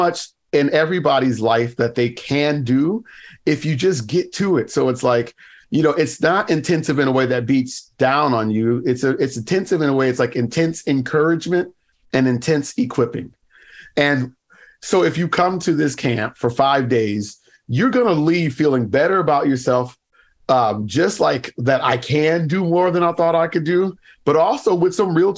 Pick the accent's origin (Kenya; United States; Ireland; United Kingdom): United States; moved away as an adult; also born or lived in Baltimore, Maryland; now in Canada; I live in Canada now, but for a while, I mean, I grew up in the States